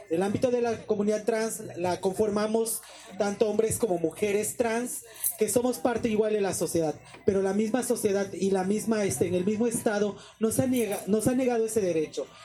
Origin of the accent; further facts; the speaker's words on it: Mexico; todas las problemáticas que nosotros tenemos eh, en general como sociedad mexicana que somos.